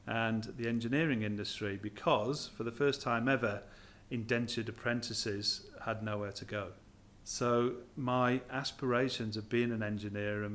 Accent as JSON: {"language": "English", "town": "Blackpool", "region": "North West England", "country": "United Kingdom", "tie": "born or raised there", "moved": "yes", "lives_now": "Australia"}